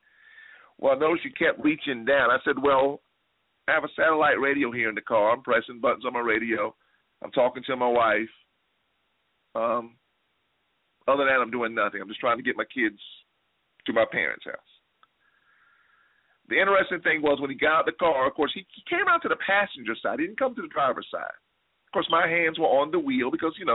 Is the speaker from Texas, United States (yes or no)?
no; South Carolina, United States; moved away as an adult; now in Atlanta, United States; I grew up in South Carolina, and most of you all know that. That's home.